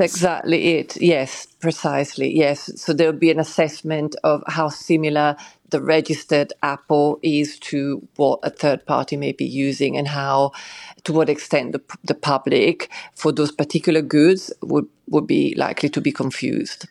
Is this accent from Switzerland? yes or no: yes; Switzerland; moved away; I grew up in Switzerland